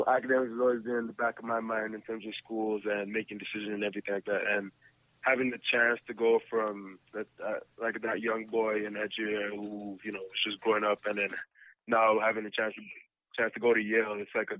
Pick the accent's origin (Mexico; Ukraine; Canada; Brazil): Canada; as a Canadian kid, you never see those kind of crowds.